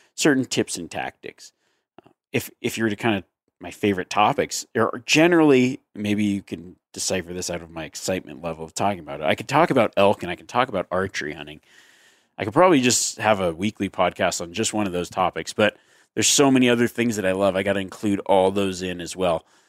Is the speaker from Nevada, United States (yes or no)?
yes; Reno, Nevada, United States; my hometown of Reno, Nevada